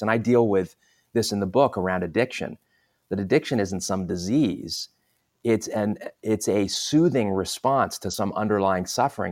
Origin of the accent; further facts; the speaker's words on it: Southern California, United States; also born or lived in London, England; I moved from London, England to the U S to Southern California